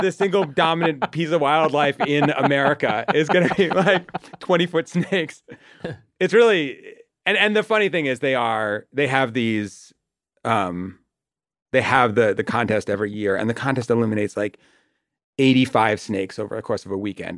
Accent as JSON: {"language": "English", "town": "Watertown", "region": "Massachusetts", "country": "United States", "said": "I'm from Watertown, which is like a sort of nothing, um, suburb"}